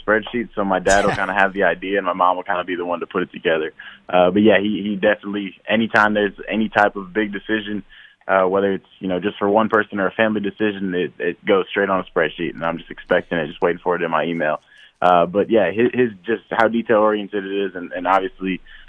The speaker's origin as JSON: {"language": "English", "town": "Marshall", "region": "Minnesota", "country": "United States", "tie": "born or raised there", "also_born_or_lived": "Fargo, North Dakota", "moved": "yes", "said": "growing up in Marshall"}